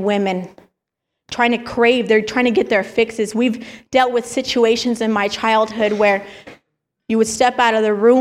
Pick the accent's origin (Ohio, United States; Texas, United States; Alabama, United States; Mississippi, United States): Texas, United States; El Paso; moved away; I grew up in El Paso, Texas, born and raised out there